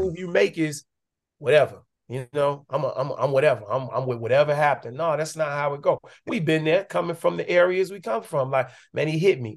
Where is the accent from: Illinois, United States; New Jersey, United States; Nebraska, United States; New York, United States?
Illinois, United States; Chicago; moved away; also born or lived in Atlanta; I was growing up on the West Side.